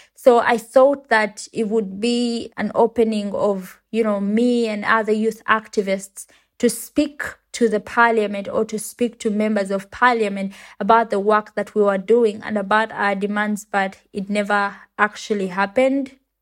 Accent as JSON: {"language": "English", "country": "Uganda", "said": "I come from Uganda and it's a country in Africa"}